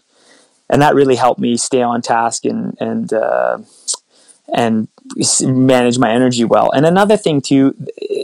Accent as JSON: {"language": "English", "town": "Sudbury", "region": "Ontario", "country": "Canada", "tie": "born or raised there", "said": "I grew up in Sudbury, Ontario, played a lot of hockey"}